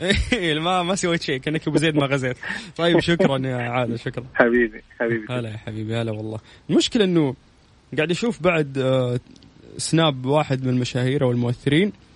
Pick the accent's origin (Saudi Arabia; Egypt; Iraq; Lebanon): Saudi Arabia; عندنا في السعوديه